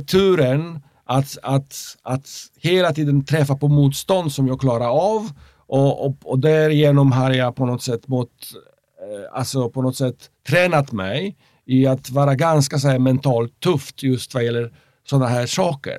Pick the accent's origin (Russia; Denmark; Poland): Poland; Swedish is a second language; moved away as an adult; now in Sweden; jag är uppväxt i, i, i Polen som är katolsk